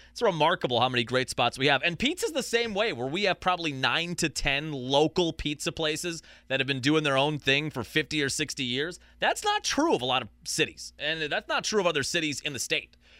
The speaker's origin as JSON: {"language": "English", "town": "Sheboygan", "region": "Wisconsin", "country": "United States", "tie": "born or raised there", "said": "growing up in Sheboygan"}